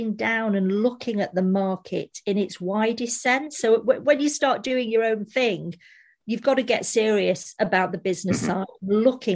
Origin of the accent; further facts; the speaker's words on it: Manchester, North West England, United Kingdom; moved away; we were just like two normal girls from Manchester